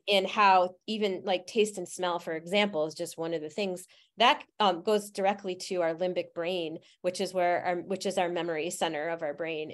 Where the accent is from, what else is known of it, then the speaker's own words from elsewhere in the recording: Utica, New York, United States; I grew up in Utica, New York